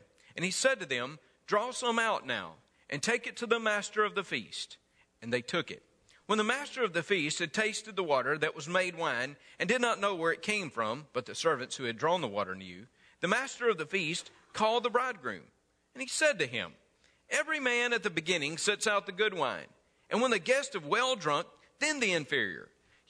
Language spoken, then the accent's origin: English; Mississippi, United States; Now, I came from North Mississippi, where weddings did not last but maybe about 30 minutes.